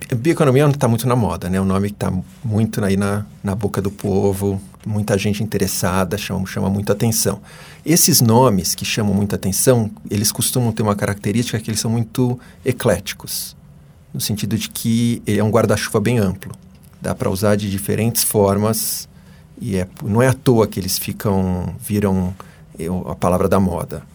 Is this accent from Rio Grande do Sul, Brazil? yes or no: no; São Paulo, Brazil; moved away as an adult; now in United States; Eu sou paulistano, nascido e criado na, na capital do estado